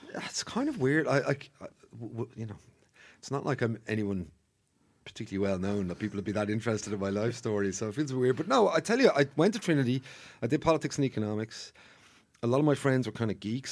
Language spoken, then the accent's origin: English; Bray, Leinster, Ireland; I'm from Bray originally